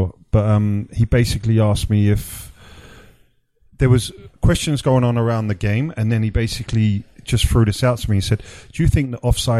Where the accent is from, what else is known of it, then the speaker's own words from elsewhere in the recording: England, United Kingdom; moved away; as an English guy